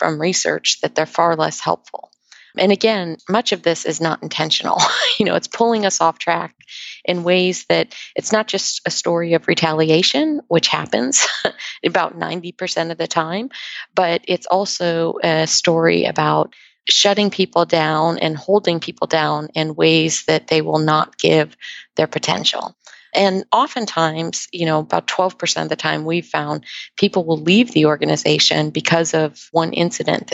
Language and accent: English; Ohio, United States; now in Redondo Beach, United States; I grew up in Ohio, so I appreciate the climate differences